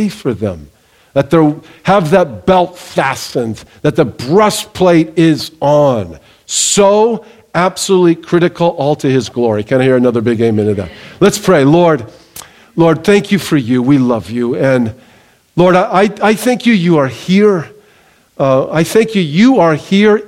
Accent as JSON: {"language": "English", "region": "Southern California", "country": "United States", "tie": "born or raised there", "said": "I grew up in Southern California. I grew up near the beach."}